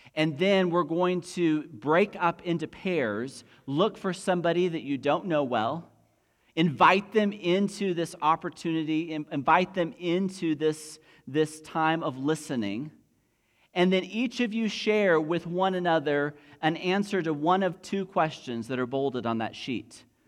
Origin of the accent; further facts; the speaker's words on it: United States; Most of us have an identity that is rooted in being an American citizen